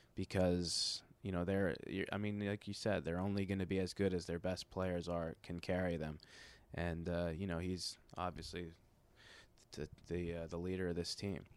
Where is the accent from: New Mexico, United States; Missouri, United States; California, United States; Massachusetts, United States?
Massachusetts, United States; Boston; I grew up in Boston